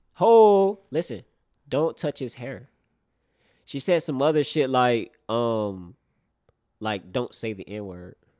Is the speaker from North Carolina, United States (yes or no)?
yes; North Carolina, United States; I grew up in North Carolina